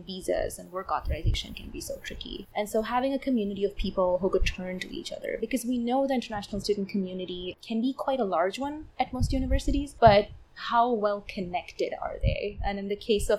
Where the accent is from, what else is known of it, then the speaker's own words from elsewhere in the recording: Chennai, Tamil Nadu, India; first language Tamil; English is a second language; moved away as an adult; now in United States; I come from a South Indian city called Chennai, and so Tamil is my mother tongue.